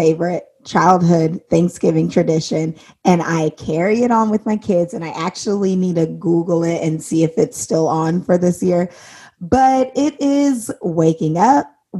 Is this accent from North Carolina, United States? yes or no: no; Indiana, United States; because I'm from Indiana